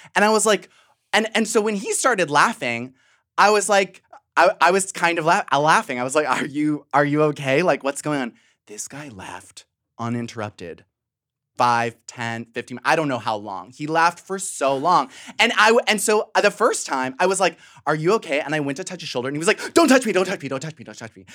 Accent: Western Springs, Illinois, United States; also born or lived in Chicago; now in Brooklyn, United States; I was born in the South Side, raised in the suburbs

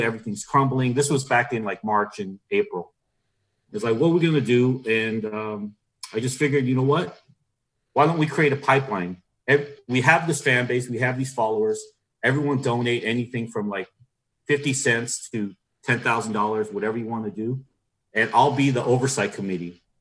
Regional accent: Norwalk, California, United States; where we grew up around Norwalk, you know, Paramount

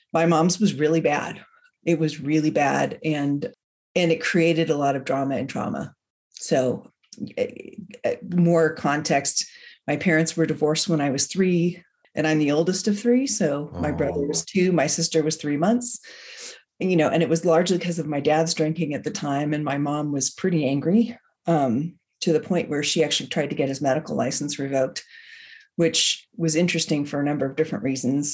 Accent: San Francisco Bay Area, California, United States; moved away as an adult; now in Bend, United States; I am from the San Francisco Bay Area, but I live in Bend, Oregon

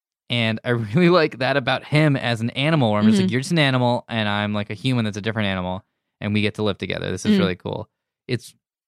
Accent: United States; I'm an American.

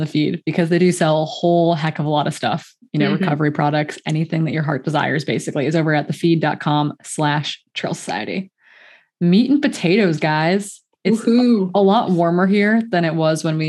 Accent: Midwest, United States; moved away; also born or lived in Montana; Originally, I grew up in the Midwest where we routinely had cold days.

